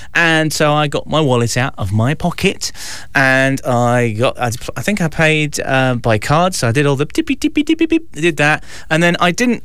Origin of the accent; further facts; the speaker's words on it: Mansfield, East Midlands, United Kingdom; my hometown radio station here in in Mansfield